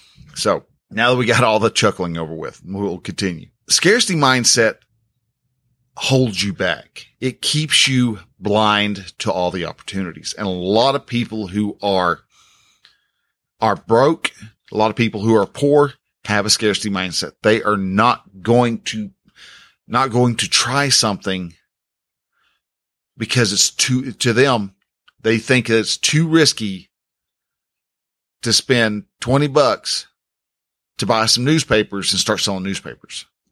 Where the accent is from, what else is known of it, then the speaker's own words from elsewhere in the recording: Texas, United States; well, where are you from? Well, I'm from Texas.